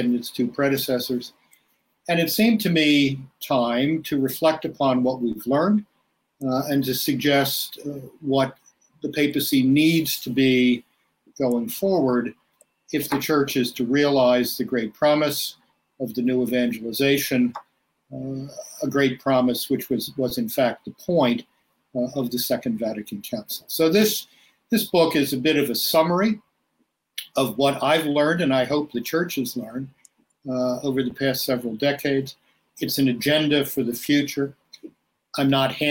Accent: Baltimore, Maryland, United States; When I was a boy growing up in Baltimore in the 1950s

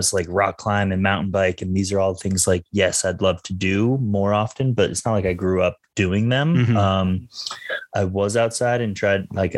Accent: outside of Denver, Colorado, United States; I am from Colorado

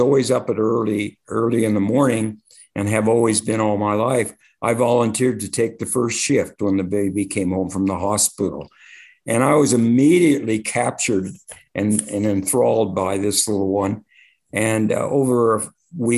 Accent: Compton, California, United States; also born or lived in Long Beach, California; I grew up in Compton, California

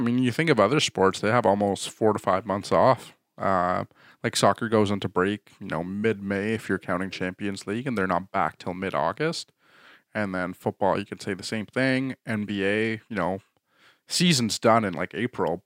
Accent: Canada; we're too Canadian

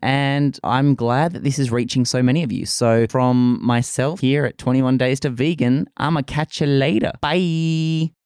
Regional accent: Australia; accent: bogan Australian; I am Australian

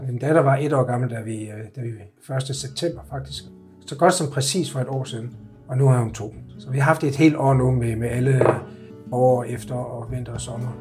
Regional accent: Egtved, Southern Denmark, Denmark; moved away as an adult; also born or lived in United States / Vorbasse / Copenhagen; jeg har boet, jeg har boet og vokset op i, i, øh, i Jylland og gået, gået alt 10 år i skole i Jylland, ja. i Ægtved.

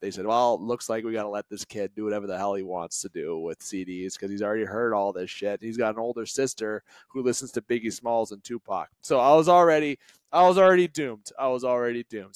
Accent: Canada; I am Canadian

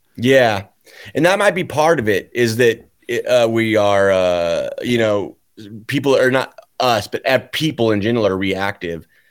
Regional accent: Lincoln, Nebraska, United States; moved away; because I was from Lincoln

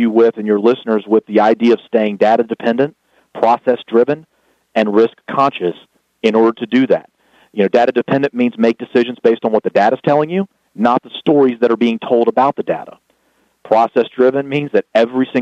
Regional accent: the South, United States; accent: Southern; my Southern accent

